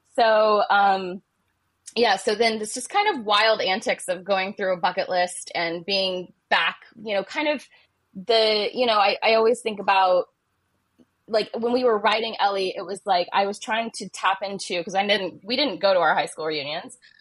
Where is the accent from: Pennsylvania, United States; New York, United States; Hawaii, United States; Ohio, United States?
Ohio, United States; moved away; I was raised uh, in Ohio and uh, I grew up in Ohio